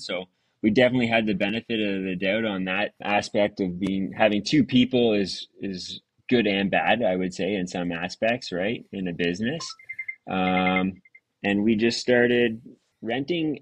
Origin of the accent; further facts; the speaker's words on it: Stouffville, Ontario, Canada; I was born and raised in uh, Stouffville, um, small town at the time of growing up